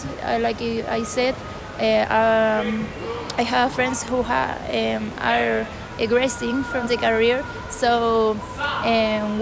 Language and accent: English; Santiago, Santiago Metropolitan Region, Chile; English is a second language; I'm from Santiago